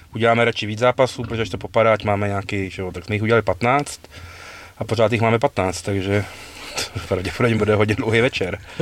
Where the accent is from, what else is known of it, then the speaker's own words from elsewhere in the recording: Prague, Czechia; my jsme oba z Prahy